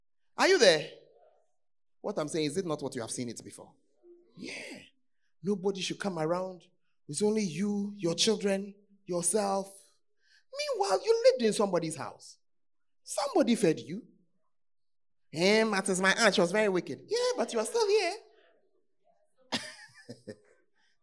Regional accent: Ghana; if you are a Ghanaian, most of us are from poor homes

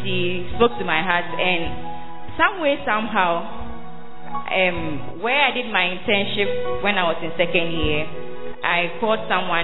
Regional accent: Central Region, Ghana; I'm from Central Malad region

